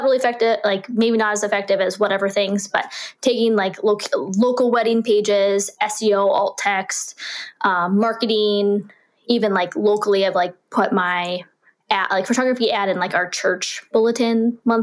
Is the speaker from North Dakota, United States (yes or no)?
yes; North Dakota, United States; We were born and raised in North Dakota and we moved out of state for 2 years and then we moved back to our home state